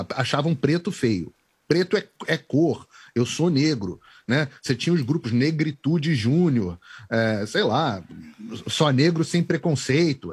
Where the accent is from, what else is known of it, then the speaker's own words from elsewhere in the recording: Rio de Janeiro, Brazil; now in United States; eu sou carioca